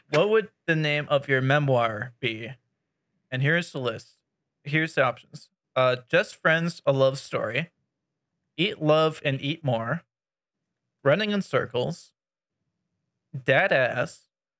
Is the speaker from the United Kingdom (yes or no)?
no; Canada; I'm Canadian